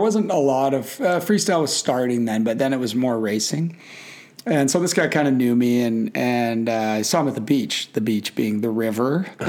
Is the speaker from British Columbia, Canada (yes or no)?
yes; Kamloops, British Columbia, Canada; also born or lived in Vancouver / Vernon, British Columbia / Whistler; I was born in Vancouver and grew up in some very blue collar small towns, Vernon, British Columbia, and Kamloops, British Columbia.